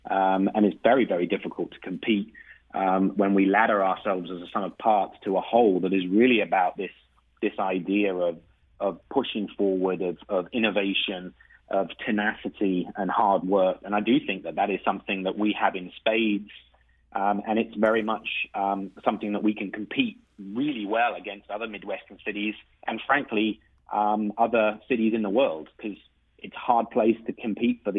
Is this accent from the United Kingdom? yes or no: yes; England, United Kingdom; now in St. Louis, United States; go back home uh, to England uh, on regular occasions